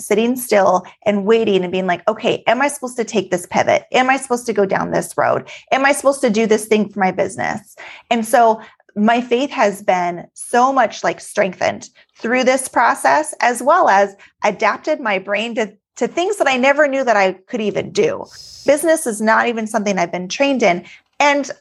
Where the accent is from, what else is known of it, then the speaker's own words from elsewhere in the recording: Alaska, United States; moved away as an adult; now in Texas, United States; I was born and raised in Alaska, but moved to Texas